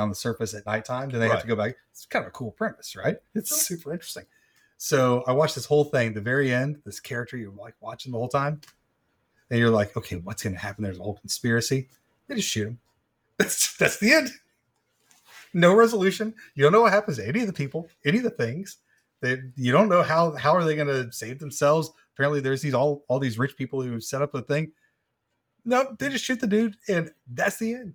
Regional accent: United States; I'm very American

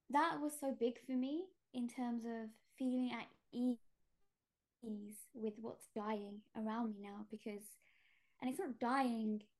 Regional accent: Gujarat, India; I'm Indian, and we come from Gujarat, and the caste I come from, we're tailors

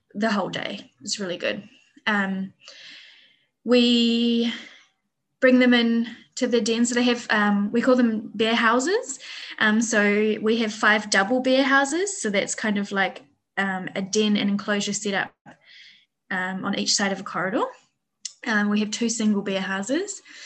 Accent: New Zealand; moved away as an adult; also born or lived in Wellington; now in Vietnam; I'm from New Zealand originally, um, and I used to work um, in Wellington Zoo

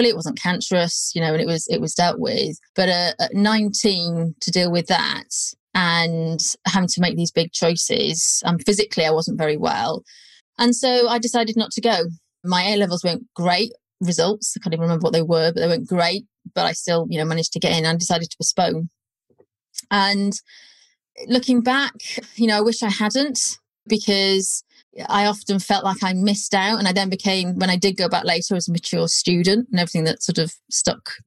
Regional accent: North Wales, United Kingdom; moved away; I'm from North Wales, which is very different. I do sound like I'm from South Wales when I've had a couple

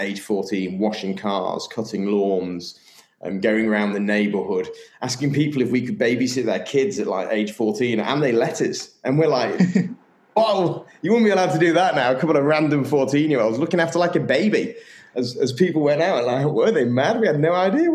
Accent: Sheffield, Yorkshire and the Humber, United Kingdom; I'm English from Sheffield

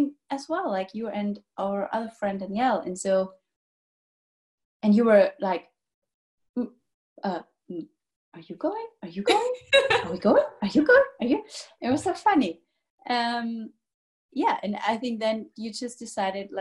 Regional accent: Germany; I'm from Germany

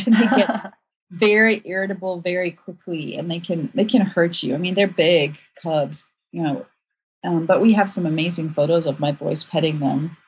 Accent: South Africa; moved away as an adult; also born or lived in Ukraine; now in United States; I grew up in South Africa

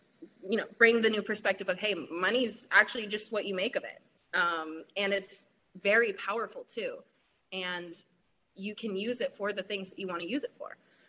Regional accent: Portland, United States; I'm from Portland and I grew up here

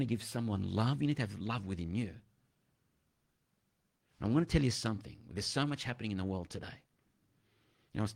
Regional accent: Delhi, India; I was younger. I'm growing up in Delhi

